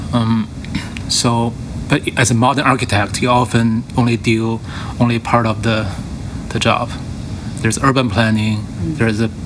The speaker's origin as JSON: {"language": "English", "region": "Beijing", "country": "China", "tie": "born or raised there", "said": "I grew up in Beijing"}